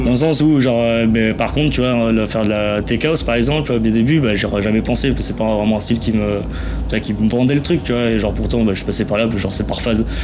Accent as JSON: {"language": "French", "region": "Geneva", "country": "Switzerland", "tie": "born there", "said": "je suis espagnol de base, je suis né là, à Genève, mais je suis espagnol, je me suis jamais vraiment senti suisse"}